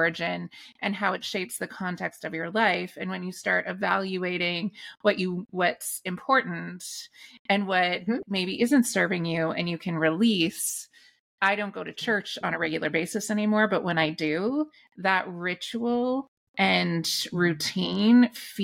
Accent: Canada; I grew up in the Anglican Church in Canada

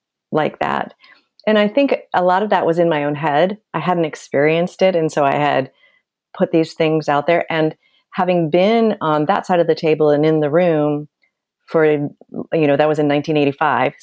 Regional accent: Nebraska, United States; moved away; also born or lived in Kansas; I am from Nebraska and I went to the University of Kansas.

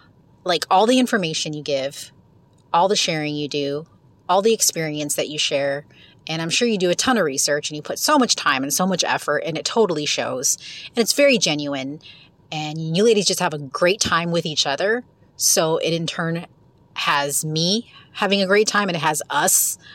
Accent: West Coast, United States; also born or lived in Pacific Northwest / Central Florida; now in Florida, United States; I'm from the West Coast, but currently live in Central Florida. Now, I was living in the Pacific Northwest during the height of the whole hipster movement

